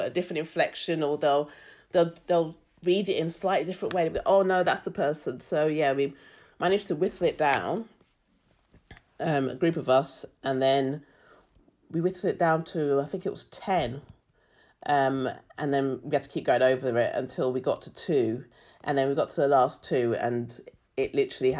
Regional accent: London, United Kingdom; moved away as an adult; also born or lived in Brighton; now in Australia; being black, growing up in London, moving to Brighton, living in Australia, have all shaped who I am

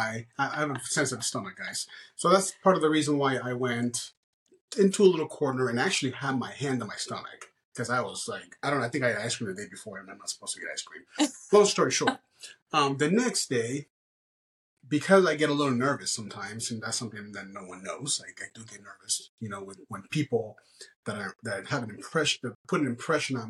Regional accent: Miami, Florida, United States; moved away as an adult; also born or lived in Arizona; I actually grew up in Miami and moved to Arizona, and I lived there for almost 14 years.

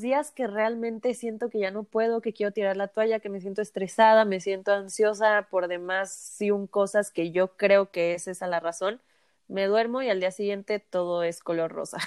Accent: Mexico; Como buen mexicano

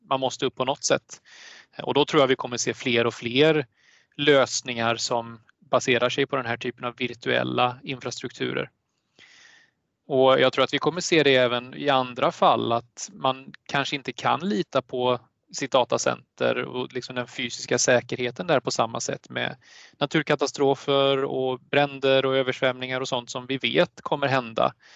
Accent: Sweden; som svensk

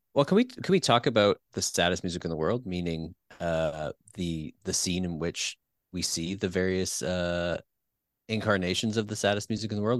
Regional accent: Peterborough, Ontario, Canada; I grew up in a, a town called Peterborough, which is not Winnipeg

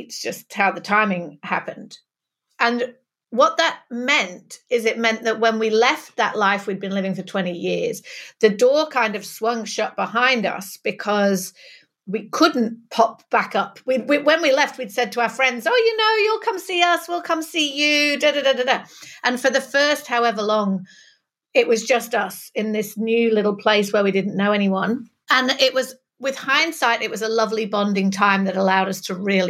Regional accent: Manchester, North West England, United Kingdom; accent: northern; moved away as an adult; also born or lived in London / Sydney; now in New South Wales, Australia; I'm originally from Manchester, which is why you can tell that northern vowels of my accent, but I was living in London before I moved

